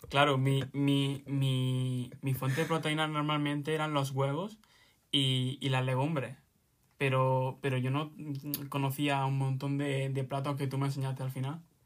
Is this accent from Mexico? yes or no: no; Granada, Andalusia, Spain; tengo 20 años, mm, soy de Granada